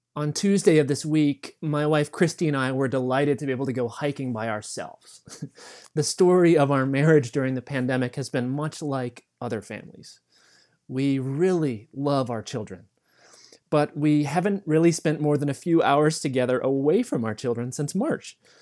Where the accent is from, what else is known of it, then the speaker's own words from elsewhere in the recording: the East, East Coast, United States; both of us were born and raised in the East